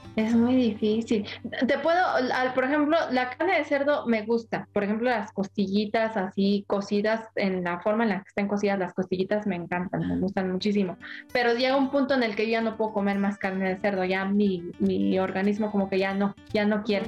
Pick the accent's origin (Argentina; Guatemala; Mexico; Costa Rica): Mexico